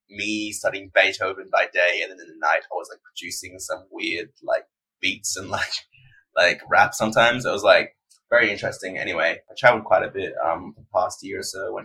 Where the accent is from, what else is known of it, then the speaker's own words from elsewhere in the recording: Perth, Western Australia, Australia; I was born in Perth. I still live in Perth, Western Australia.